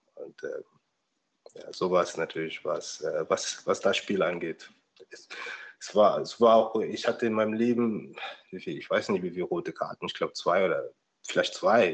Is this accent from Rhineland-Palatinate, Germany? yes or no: yes; Rhineland-Palatinate, Germany; moved away; ich bin ja auch in der Pfalz aufgewachsen.